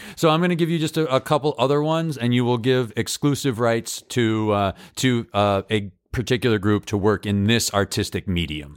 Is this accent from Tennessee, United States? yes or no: no; Holyoke, Massachusetts, United States; moved away as an adult; also born or lived in Chicago; my hometown of Holyoke